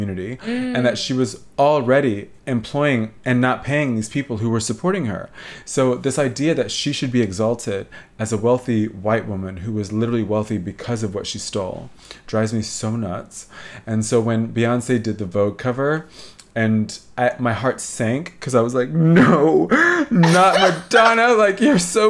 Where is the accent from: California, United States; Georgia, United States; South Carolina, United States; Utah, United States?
Georgia, United States; Atlanta; I grew up in Atlanta